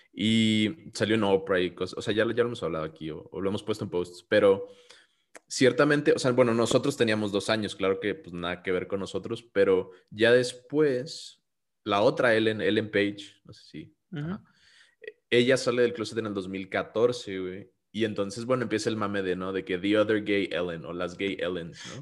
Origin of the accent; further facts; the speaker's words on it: Mexico; yo soy mexicano